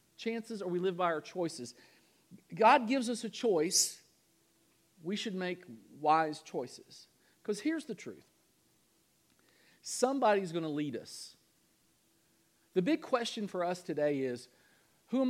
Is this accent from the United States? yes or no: yes; Kentucky, United States; moved away; Louisville, Kentucky, back in my home state